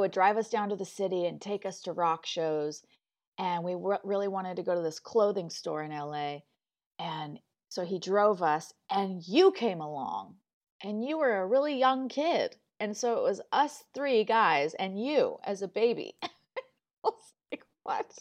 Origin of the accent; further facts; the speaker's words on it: Malibu, California, United States; moved away; also born or lived in Santa Barbara, California; I was born in Santa Barbara, and then I grew up in Malibu